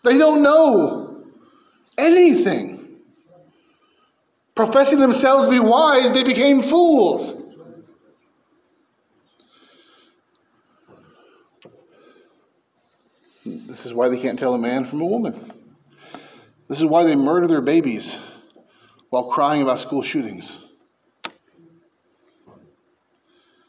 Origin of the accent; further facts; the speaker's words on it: San Francisco Bay Area, California, United States; I grew up in the San Francisco Bay Area